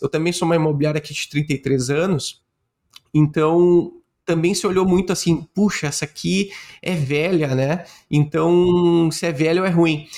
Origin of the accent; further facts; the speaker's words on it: Rio Grande do Sul, Brazil; eu sou gaúcho